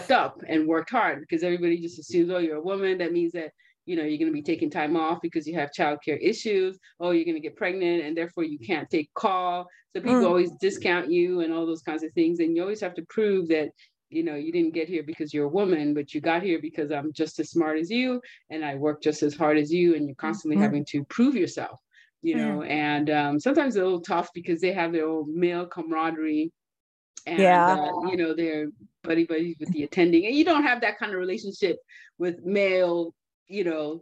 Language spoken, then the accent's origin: English; California, United States; also born or lived in Nigeria / Boston; I grew up in California, but I went to school on the East Coast